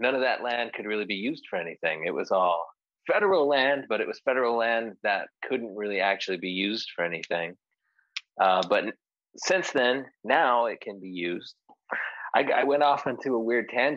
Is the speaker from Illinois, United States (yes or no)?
no; Ely, Nevada, United States; now in Las Vegas, United States; I'm from Ely, Nevada. It's a tiny little town in Nevada